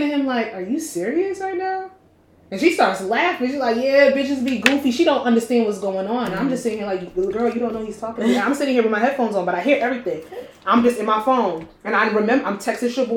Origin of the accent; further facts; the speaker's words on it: New Jersey, United States; I'm from Jersey